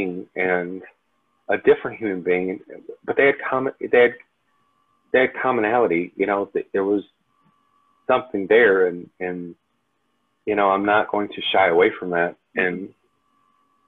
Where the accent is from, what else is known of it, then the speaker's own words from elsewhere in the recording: Detroit, Michigan, United States; growing up in Detroit